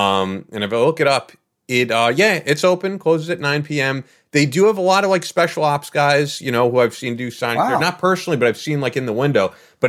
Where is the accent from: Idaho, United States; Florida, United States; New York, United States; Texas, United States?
New York, United States; As a New Yorker, I'm like, what are you doing?